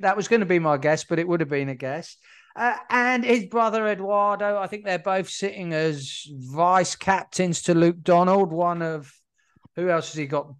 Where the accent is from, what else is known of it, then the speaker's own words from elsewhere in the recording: United Kingdom; being British as we are